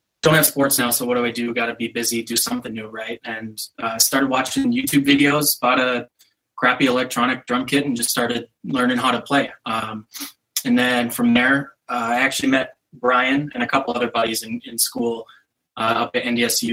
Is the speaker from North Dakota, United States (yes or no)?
yes; North Dakota, United States; now in Minneapolis, United States; I, like Andrew, also grew up in North Dakota